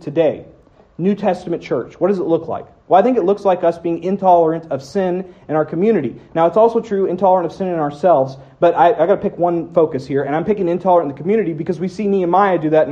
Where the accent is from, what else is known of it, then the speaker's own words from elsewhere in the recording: United States; I'm born here. I'm an American